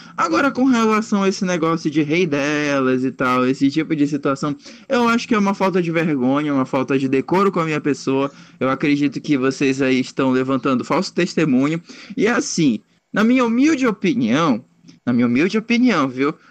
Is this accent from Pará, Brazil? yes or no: yes; Belém, Pará, Brazil; eu sou de Belém